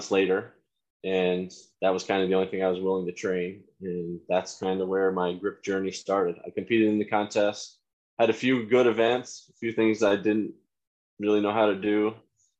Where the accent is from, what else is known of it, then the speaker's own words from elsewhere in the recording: Wyalusing, Pennsylvania, United States; also born or lived in Towanda, Pennsylvania; I grew up in Wyalusing.